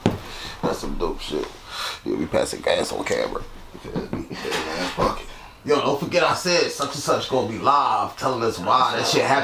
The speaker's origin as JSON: {"language": "English", "town": "Trenton", "region": "New Jersey", "country": "United States", "said": "I'm from West Trent."}